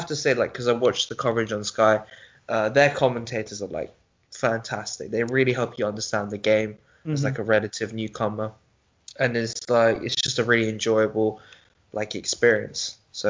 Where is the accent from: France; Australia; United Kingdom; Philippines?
United Kingdom; England; growing up in England, it's like cricket is one of those.